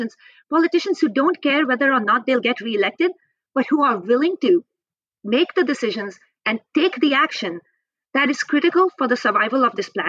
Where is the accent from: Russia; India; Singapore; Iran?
India; Indian Himalayas; also born or lived in British Columbia, Canada; now in Vancouver, Canada; I grew up in India, in the Indian Himalayas